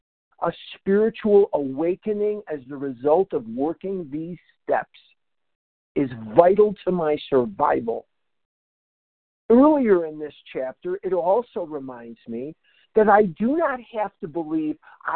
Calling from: Albuquerque, New Mexico, United States; I'm calling from Albuquerque, New Mexico this morning at the World Service Business Conference.

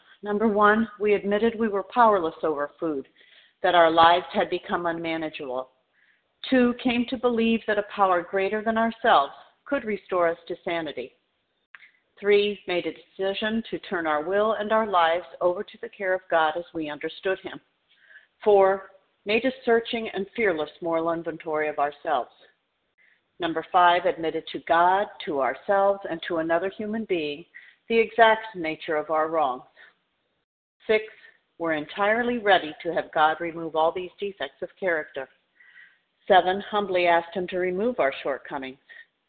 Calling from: Tampa, Florida, United States; I'm calling from Tampa Bay, Florida area

